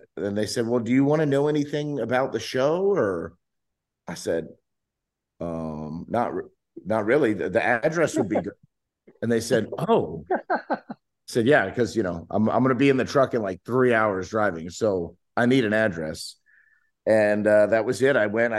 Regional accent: Southern California, United States; also born or lived in South Louisiana; growing up in Southern California

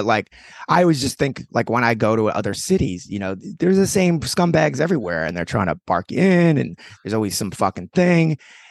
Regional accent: New York City, New York, United States

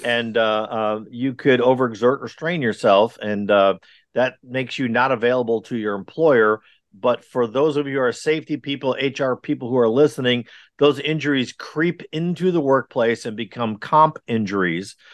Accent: Wisconsin, United States; also born or lived in California / Texas; now in North Carolina, United States; I'm, I'm originally from Wisconsin where it is wickedly cold all the time

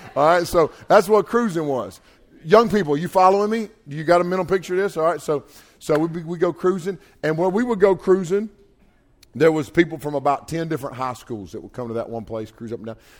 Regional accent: North Carolina, United States; I'm from North Carolina here

